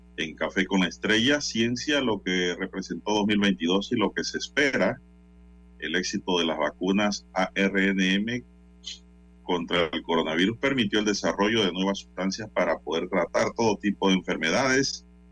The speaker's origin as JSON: {"language": "Spanish", "country": "Panama", "said": "a nosotros como panameños, como ciudadanos"}